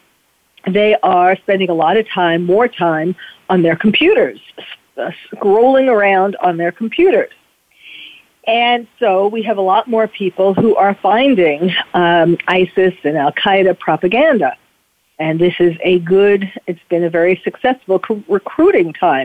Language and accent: English; New York City, New York, United States; now in California, United States; I was born and bred in New York City